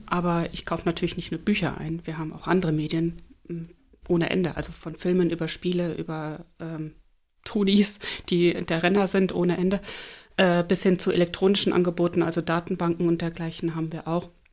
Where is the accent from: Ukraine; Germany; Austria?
Germany; Flensburg, Schleswig-Holstein; moved away as an adult; also born or lived in Duisburg / Leipzig / Munich; now in Eckernförde, Germany; Gebürtig bin ich Duisburgerin. Da habe ich die ersten neun Jahre meines Lebens verbracht. Dann sind meine Eltern nach Flensburg gezogen. Dort habe ich meine Jugend verbracht.